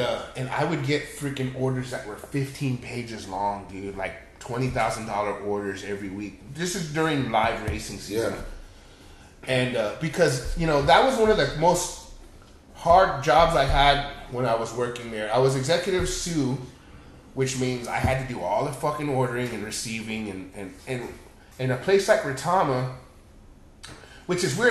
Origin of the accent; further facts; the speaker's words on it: Texas, United States; moved away; also born or lived in Los Angeles; I'm from Texas